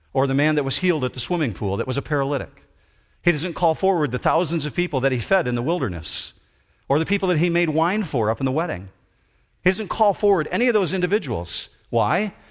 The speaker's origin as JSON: {"language": "English", "town": "Muskegon", "region": "Michigan", "country": "United States", "tie": "born or raised there", "said": "I was born in Hackley Hospital in Muskegon"}